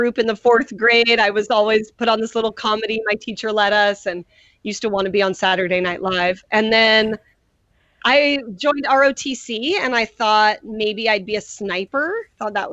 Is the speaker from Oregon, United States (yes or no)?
yes; Cave Junction, Oregon, United States; I am born and raised right in Southern Oregon, fourth generation Southern Oregonian